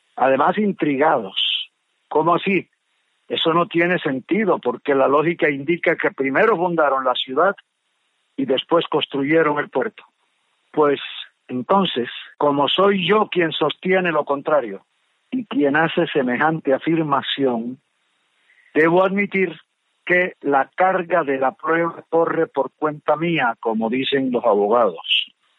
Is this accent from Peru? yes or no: no; Colombia; also born or lived in San Bernardo del Viento, Córdoba, Colombia / Cartagena, Bolívar, Colombia; cuando yo empecé a estudiar en Cartagena, cuando llegué de San Bernardo del Viento a Cartagena